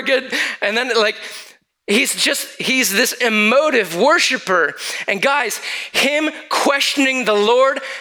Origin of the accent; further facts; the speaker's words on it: Lansing, Michigan, United States; moved away; my hometown back in Lansing, Michigan